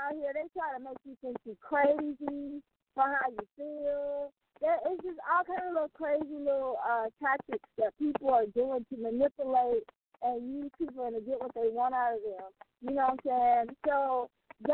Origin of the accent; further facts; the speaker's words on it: Mobile, Alabama, United States; there are so many people in my hometown city that have dealt with domestic violence